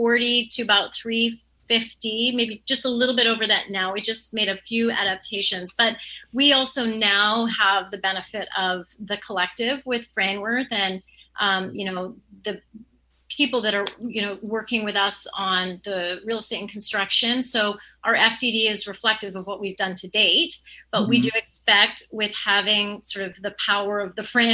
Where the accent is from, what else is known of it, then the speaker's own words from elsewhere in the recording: Canada; I'm Canadian